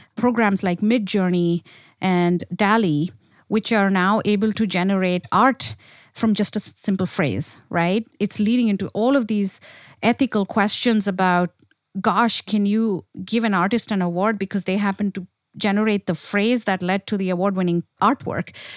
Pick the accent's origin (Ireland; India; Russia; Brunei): India; moved away; I grew up in India